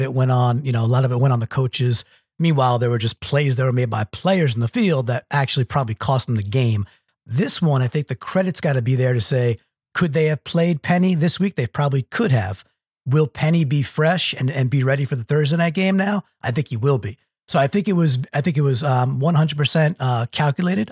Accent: Long Island, New York, United States; I grew up on Long Island

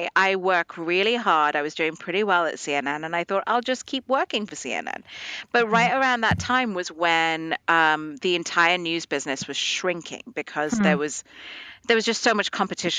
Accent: Dubai, United Arab Emirates; moved away as an adult; also born or lived in India; And at that point, my parents were actually immigrated to Dubai in the Middle East. Yep. And so that's where I grew up. I grew up in the Middle East until I was like 18.

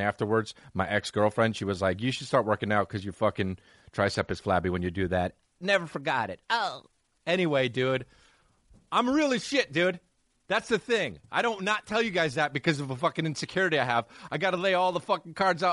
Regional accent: New Jersey, United States; I'm from New Jersey

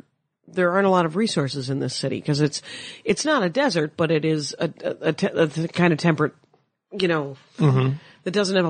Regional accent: Wisconsin, United States; moved away; I'm from Wisconsin.

